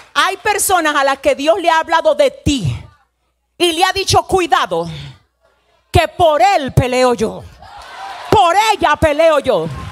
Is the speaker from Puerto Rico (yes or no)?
no; Dominican Republic; yo soy dominicana